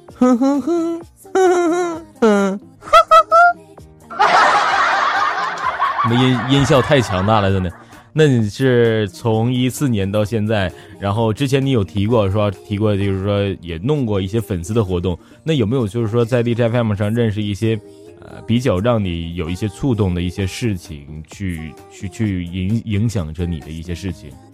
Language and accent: Chinese; Northeast China, China; also born or lived in Hangzhou; 我们东北现在这个温度应该就是我在杭州那时候初冬的温度